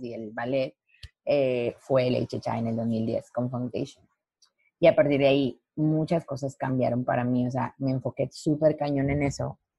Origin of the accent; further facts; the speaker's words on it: Lerdo, Durango, Mexico; moved away as an adult; also born or lived in Los Angeles; Yo soy de Lerdo, Durango, de Durango